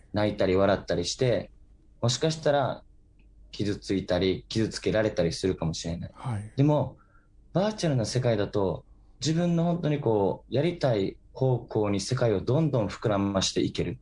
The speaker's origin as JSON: {"language": "Japanese", "region": "Okinawa", "country": "Japan"}